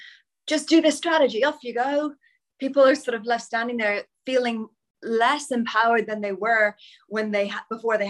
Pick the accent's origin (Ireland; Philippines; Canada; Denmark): Ireland; now in United Kingdom; I'm Irish